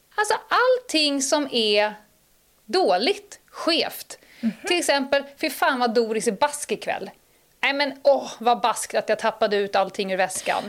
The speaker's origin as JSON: {"language": "Swedish", "town": "Stockholm", "region": "Stockholm County", "country": "Sweden", "tie": "born or raised there", "also_born_or_lived": "Dalarna", "said": "jag är ju bördig från Södermalm. Mm, mm. Uppväxt, born and raised. Jag är väl en av de få 08 eh, Södermalmsarna som faktiskt kommer från Södermalm"}